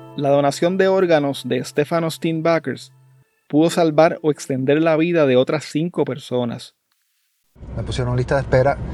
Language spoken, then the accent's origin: Spanish; Puerto Rico; en nuestro país